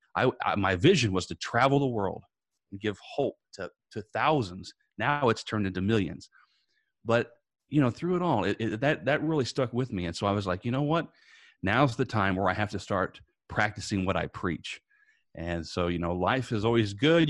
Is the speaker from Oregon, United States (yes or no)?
no; Indiana, United States; moved away as an adult; now in Tampa, United States; I'm originally from Indiana. I now live in Tampa, Florida. Uh, but growing up in Indiana